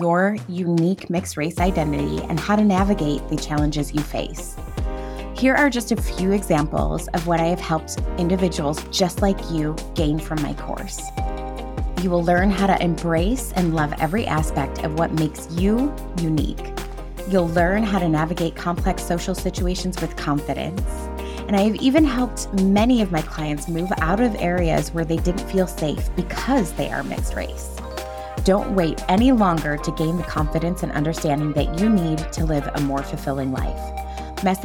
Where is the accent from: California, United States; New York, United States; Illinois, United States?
Illinois, United States; Chicago; I was raised outside of Chicago in the Chicago suburbs.